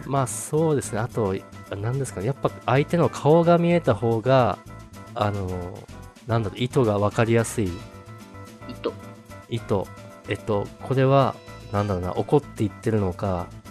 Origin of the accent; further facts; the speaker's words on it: Tohoku, Japan; 東北東北出身なんですけどまあで盆地なんですけど